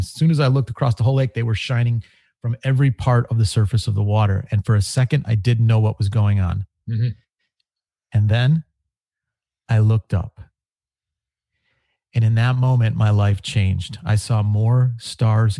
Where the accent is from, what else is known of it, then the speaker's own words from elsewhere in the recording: Chicago, Illinois, United States; I grew up in Chicago